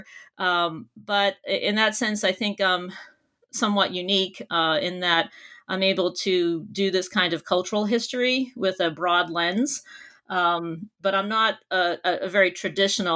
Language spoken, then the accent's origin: English; near Boston, Massachusetts, United States; I grew up near Boston, Massachusetts, and I did all of my schooling there as well